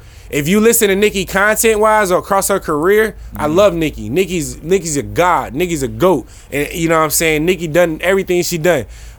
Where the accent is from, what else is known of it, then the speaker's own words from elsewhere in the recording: New Jersey, United States; I'm from Jersey.